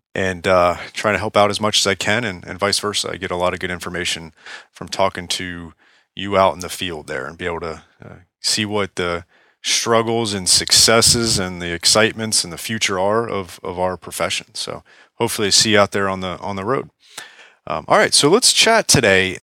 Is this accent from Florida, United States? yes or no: yes; Palm Beach, Florida, United States; Palm Beach, Florida, right here in my, my hometown